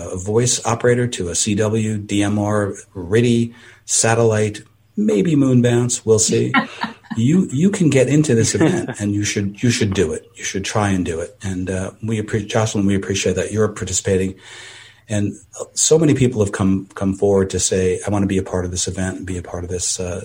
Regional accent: East Coast, United States; now in California, United States; I'm from the East Coast.

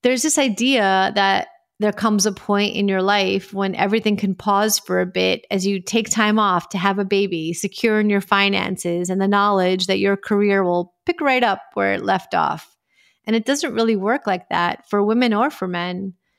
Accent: New York, United States; I grew up in New York

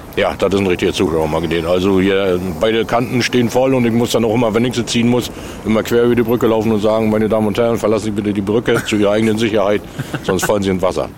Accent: Ueckermünde, Mecklenburg-Vorpommern, Germany; als Junge, ich bin hier in Neckarmünde geboren

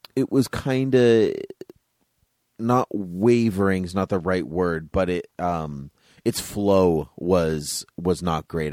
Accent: Massachusetts, United States; we're from Massachusetts

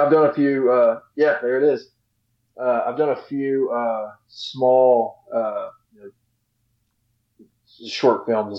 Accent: Texas, United States; because I'm Texan.

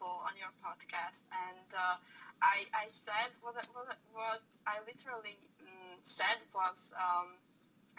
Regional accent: Bratislava, Bratislava Region, Slovakia; I'm from Slovakia, from the capital, so Bratislava

